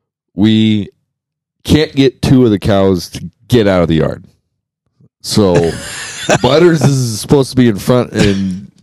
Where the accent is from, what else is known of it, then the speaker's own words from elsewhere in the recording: Kansas, United States; I grew up in Kansas.